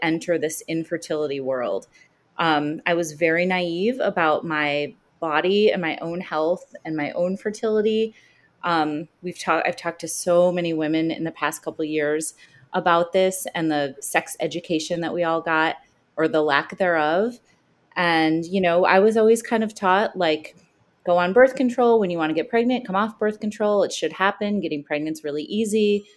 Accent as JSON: {"language": "English", "town": "Chicago", "region": "Illinois", "country": "United States", "tie": "born or raised there", "also_born_or_lived": "New York", "moved": "yes", "lives_now": "New Jersey, United States", "said": "I am a Chicagoan, but I live in New Jersey right now. Just moved here from New York. But Chicago is my hometown always at heart"}